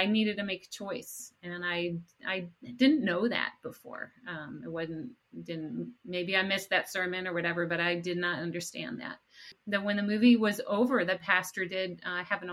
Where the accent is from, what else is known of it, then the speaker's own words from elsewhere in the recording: Rochester, New York, United States; I grew up in upstate New York, near the city of Rochester